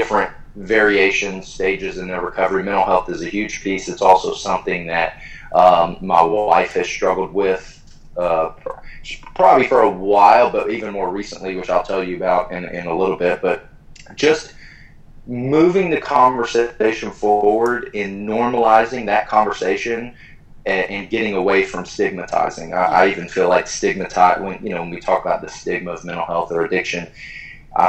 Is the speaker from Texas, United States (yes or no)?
yes; College Station, Texas, United States; moved away as an adult; also born or lived in Philadelphia, Pennsylvania; now in Columbus, United States; I am from Texas, a place called College Station, where Texas A&M is.